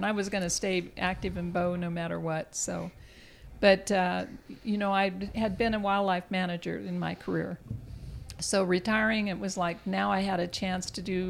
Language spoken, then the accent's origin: English; Yuma, Arizona, United States; I'm from Yuma, Arizona